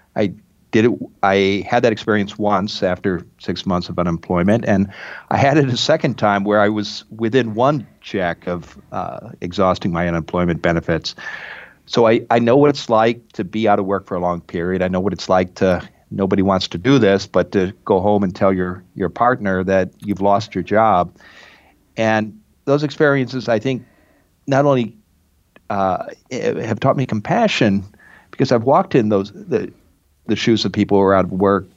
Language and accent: English; Midwest, United States; moved away; also born or lived in Iowa / Oregon / Massachusetts; I grew up in the Midwest